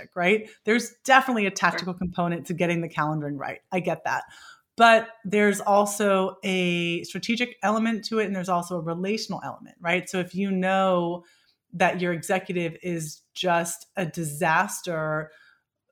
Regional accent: Bay Area, California, United States; growing up in the Bay Area

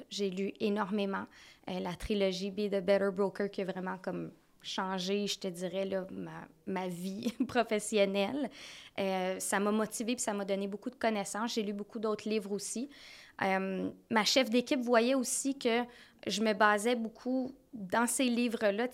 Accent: North Shore, Lower Laurentians, Quebec, Canada; Moi, je viens de la Rive-Nord. Euh, des basses Laurentides

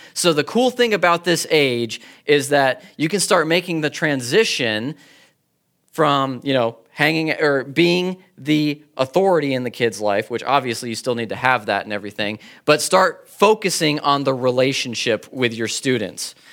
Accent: California, United States; I'm from California.

